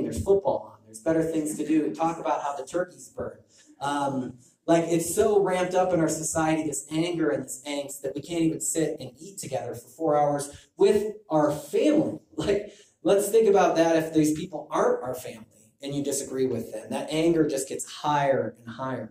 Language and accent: English; Illinois, United States; I'm from Illinois